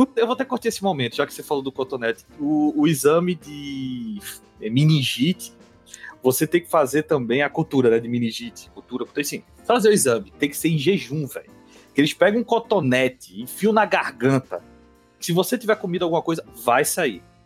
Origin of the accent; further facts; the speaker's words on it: Northeast Region, Brazil; eu sou nordestino